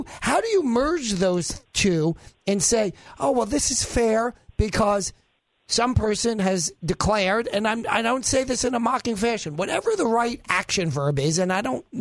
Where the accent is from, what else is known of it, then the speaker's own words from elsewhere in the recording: New York, United States; I was born in New York and I'm Jewish.